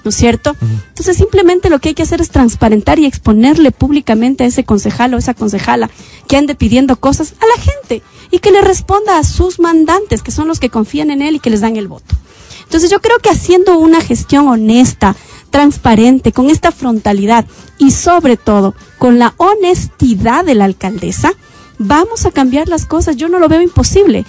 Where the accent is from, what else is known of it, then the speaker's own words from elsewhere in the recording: Quito, Pichincha, Ecuador; Yo también soy cholita, yo vengo del sur de Quito